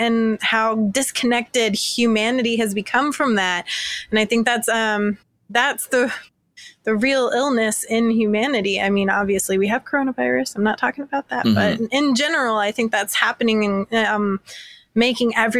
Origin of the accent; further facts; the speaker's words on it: Georgia, United States; now in Arizona, United States; I'm from Georgia